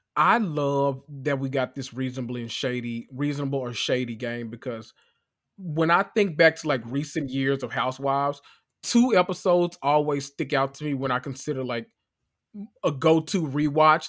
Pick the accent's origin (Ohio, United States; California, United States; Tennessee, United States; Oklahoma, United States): Tennessee, United States; Memphis; I am from Memphis, Tennessee